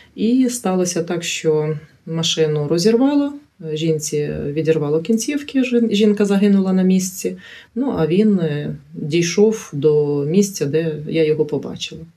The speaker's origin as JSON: {"language": "Ukrainian", "town": "Chernihiv", "region": "Chernihiv Oblast", "country": "Ukraine", "tie": "born or raised there", "also_born_or_lived": "Kulychivka, Chernihiv Oblast", "said": "я народилася в місті Чернігів, але вже 14 років проживаю в селі."}